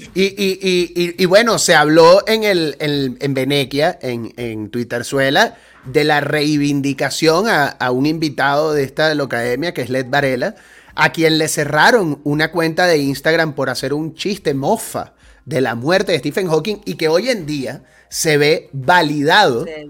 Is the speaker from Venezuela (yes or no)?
yes; Venezuela; moved away as an adult; Ya este año van a ser 16 años que salí yo de Venezuela